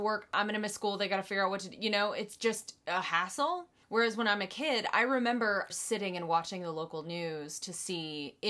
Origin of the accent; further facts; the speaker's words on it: North Carolina, United States; I think I grew up in North Carolina.